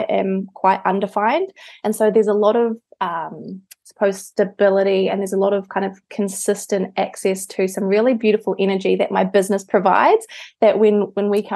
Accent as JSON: {"language": "English", "country": "New Zealand", "moved": "yes", "said": "I'm from New Zealand"}